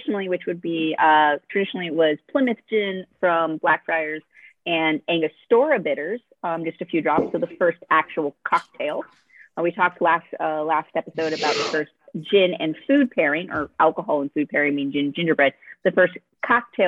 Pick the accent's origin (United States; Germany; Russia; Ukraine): Germany; moved away; growing up in Germany